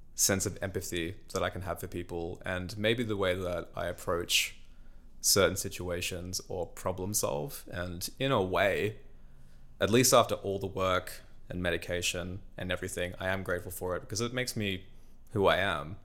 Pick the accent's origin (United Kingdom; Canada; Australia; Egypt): Australia; Newcastle, New South Wales; moved away as an adult; Australia for me was home and particularly my hometown, Newcastle